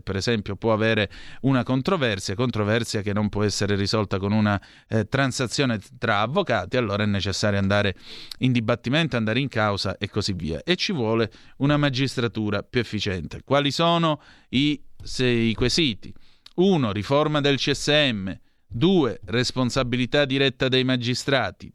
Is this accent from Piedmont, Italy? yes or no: no; Vibo Valentia, Calabria, Italy; io sono di Vibbo Valencia, precisamente